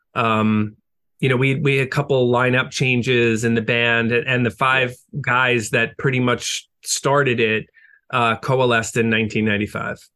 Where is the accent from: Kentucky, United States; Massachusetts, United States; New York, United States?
New York, United States; Long Island; growing up on Long Island